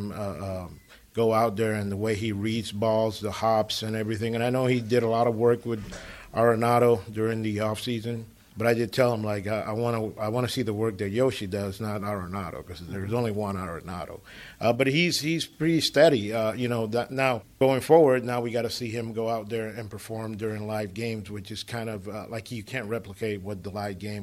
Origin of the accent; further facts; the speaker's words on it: San Pedro de Macorís, Dominican Republic; moved away; I'm from San Pedro de Macorís